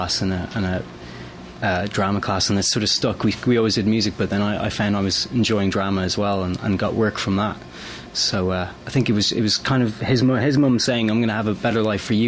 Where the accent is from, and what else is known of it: Ireland; moved away